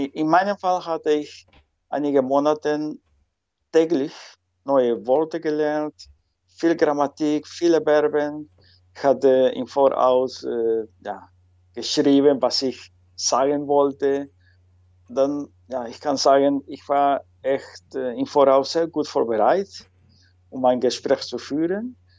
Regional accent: Lima, Peru; first language Spanish; German is a second language; moved away as an adult; now in Netherlands; ich komme ursprünglich aus Lima, die Hauptstadt äh, von Peru.

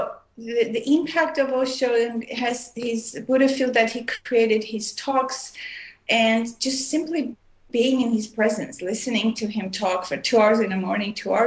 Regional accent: Armenia; also born or lived in Montreal, Canada / Oregon, United States / India; now in Vancouver, Canada; I was born in Armenia, which is used to be part of USSR. And I left in 1976, and I moved to Montreal, Canada, and I lived there for many years

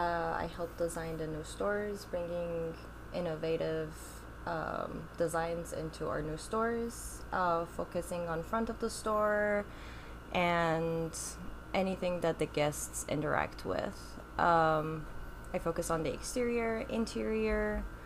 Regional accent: Iran; So, as you said … I'm originally from Iran, moved around quite a bit.

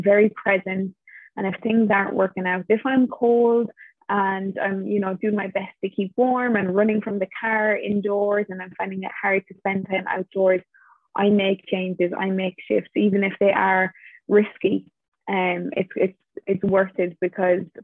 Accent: Ireland; now in Portugal; I'm originally from Ireland, but in this moment, I am in Portugal.

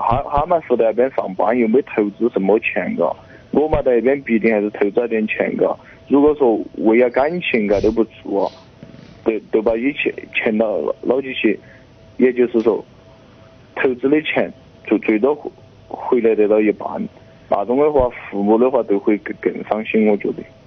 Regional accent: Chongqing, China; moved away as an adult; now in Yunnan, China; 我们老家嘛，就是重庆的，但是现在他在湖南，我在云南

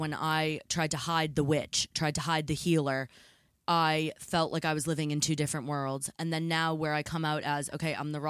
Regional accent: near Salem, Massachusetts, United States; now in England; growing up near Salem, Massachusetts

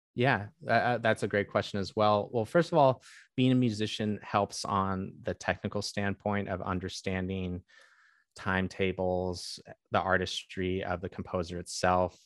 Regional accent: Bay Area, California, United States; I grew up in the Bay Area

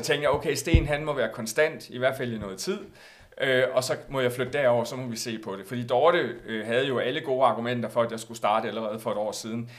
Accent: Aarhus, Central Denmark Region, Denmark; moved away; jeg valgte jo så at flytte på det tidspunkt øh, her, altså til Jylland, til Aarhus, mm. hvor jeg kommer fra oprindeligt

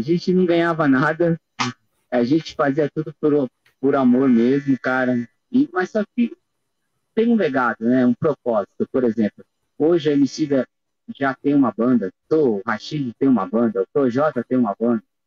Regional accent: Brazil; sendo brasileiro aqui, é o único aqui do nosso país

